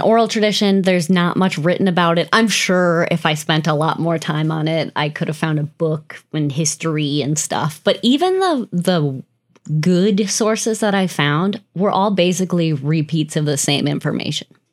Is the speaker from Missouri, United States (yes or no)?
no; Wisconsin, United States; Growing up in Wisconsin, so many Germans.